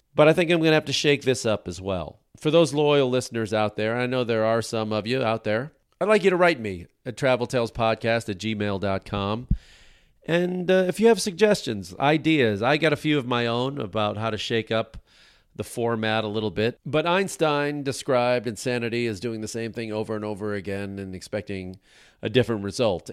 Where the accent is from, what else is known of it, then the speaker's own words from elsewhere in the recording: United States; as an American who likes to travel around the world